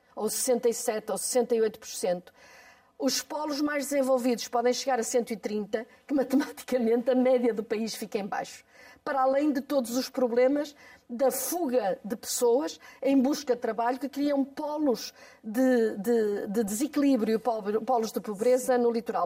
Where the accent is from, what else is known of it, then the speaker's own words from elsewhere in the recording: Porto, Norte, Portugal; É a minha terra